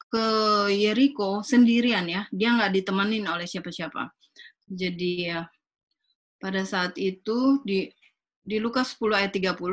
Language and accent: Indonesian; Manado, North Sulawesi, Indonesia; ya saya orang Manado ya